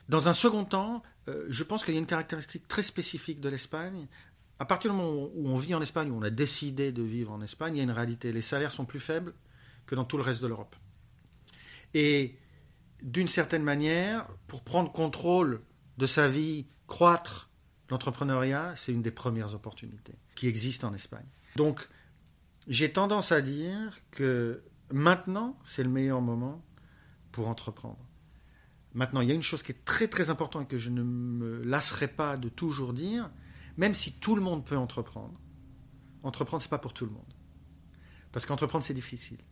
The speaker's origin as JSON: {"language": "French", "town": "Paris", "region": "Île-de-France", "country": "France", "moved": "yes", "lives_now": "Barcelona, Spain", "said": "je suis parisien"}